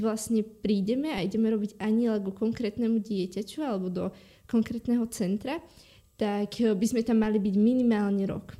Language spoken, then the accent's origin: Slovak; Hriňová, Banská Bystrica Region, Slovakia; ja som z Hriňovej, z takého Aha. malého mesta v e, centre